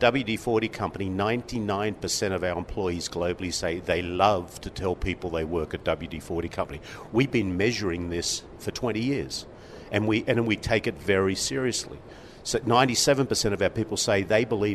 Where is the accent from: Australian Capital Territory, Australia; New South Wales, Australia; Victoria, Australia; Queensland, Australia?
New South Wales, Australia; Sydney; moved away as an adult; now in United States; I grew up in Sydney, Australia